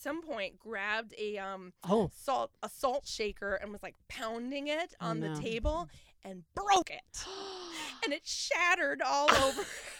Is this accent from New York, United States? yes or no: no; Minnesota, United States; I'm from Minnesota